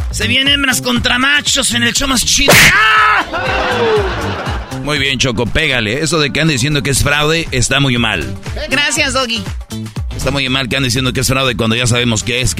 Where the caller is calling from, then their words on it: Riverside, California, United States; Soy la 69, soy de Riverside.